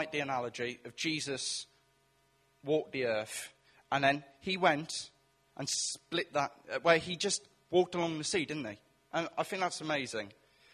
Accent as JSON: {"language": "English", "area": "Welsh", "region": "Wales", "country": "United Kingdom", "also_born_or_lived": "Chipping Campden", "said": "me being Welsh"}